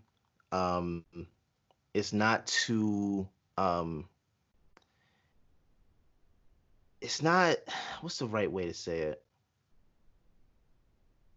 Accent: Jamaica; I'm Jamaican. I'm Jamaican.

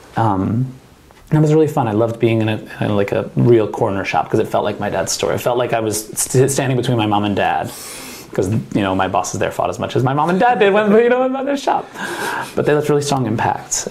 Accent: New Jersey, United States; moved away as an adult; now in Oregon, United States; I'm from New Jersey

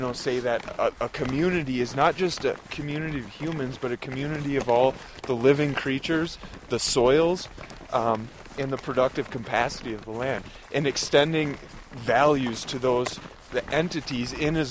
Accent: Wisconsin, United States; quite roots in my home state, Wisconsin

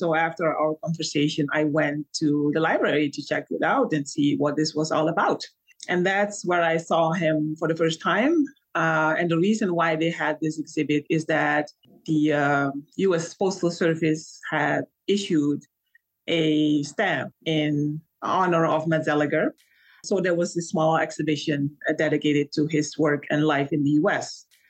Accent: Suriname; I mentioned that I was from Suriname.

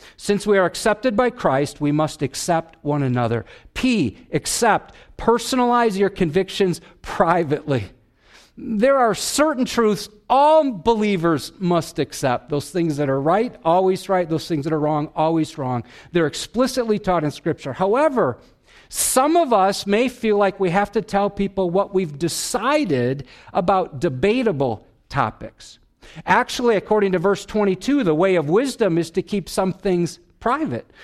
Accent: Wisconsin, United States; I'm from Wisconsin.

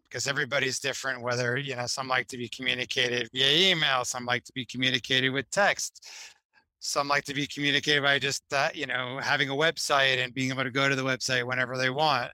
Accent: Boston, Massachusetts, United States; also born or lived in Miami; now in Boston, United States; I'm originally from Boston, but had come back up here after you know 20 years away

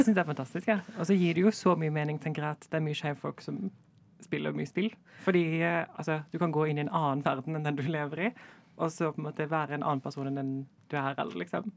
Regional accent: Kristiansand, Agder, Norway; fra Kristiansand og er DJ og psykologistudent

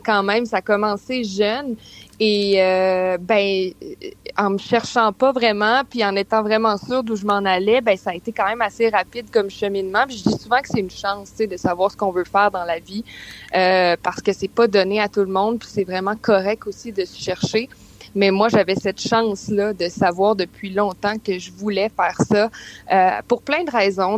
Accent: Quebec City, Quebec, Canada; je viens de Québec aussi

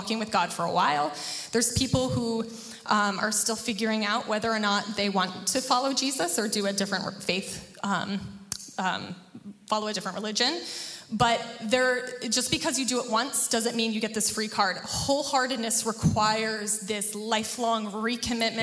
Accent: New Jersey, United States; I grew up in New Jersey, the land of diner coffee

